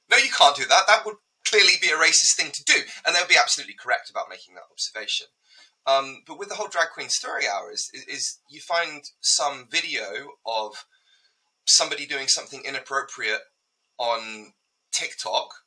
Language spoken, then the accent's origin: English; United Kingdom; as a Brit